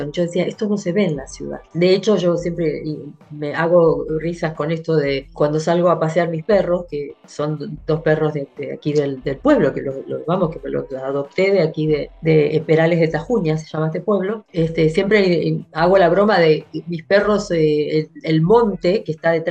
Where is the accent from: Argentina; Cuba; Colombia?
Argentina; José C. Paz, Buenos Aires Province; also born or lived in San Antonio de Padua; en la provincia de Buenos Aires. Primero en San Antonio de Padua, de ahí fui a parar a José Cepaz. Toda mi infancia, digamos, se radica en José Cepaz, básicamente.